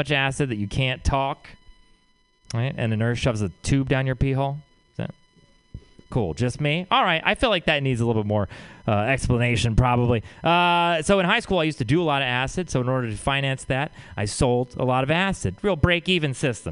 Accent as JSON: {"language": "English", "region": "Texas", "country": "United States", "tie": "born or raised there", "moved": "yes", "said": "I'm from Texas"}